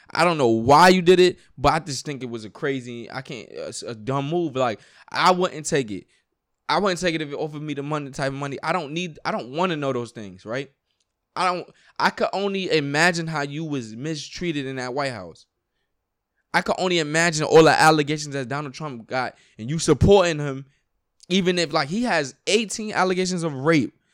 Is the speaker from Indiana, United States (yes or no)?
no; New York, United States; I grew up in New York.